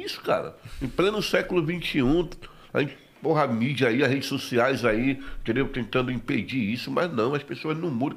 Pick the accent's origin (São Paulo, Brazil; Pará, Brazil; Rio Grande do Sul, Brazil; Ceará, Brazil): Pará, Brazil; Curuçá; moved away; also born or lived in Belém; eu sou do Prauajó, uma colônia, né? Uma colônia agrícola, no município de Curuçá, no estado do Pará